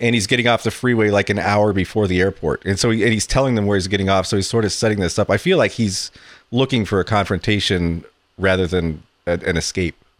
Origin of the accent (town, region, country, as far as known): San Francisco, California, United States; born or raised there